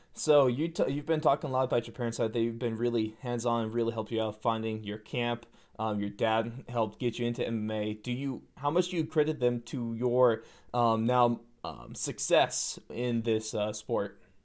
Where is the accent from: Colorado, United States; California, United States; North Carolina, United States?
California, United States; Sacramento; I'm still from Sacramento